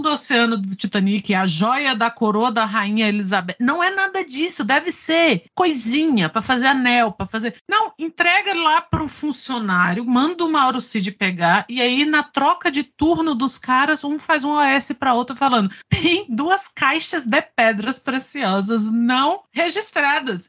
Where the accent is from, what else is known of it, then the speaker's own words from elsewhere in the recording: Brasília, Federal District, Brazil; enquanto brasiliense, pessoas de Brasília vão se lembrar que a gente teve o Roriz aqui por muitos anos